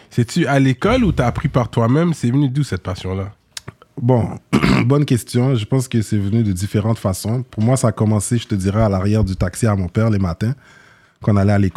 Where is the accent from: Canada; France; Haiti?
Haiti; Limbé, Nord; nous, on vient de le nord d'Haïti, on vient d'une ville qui s'appelle Limbé.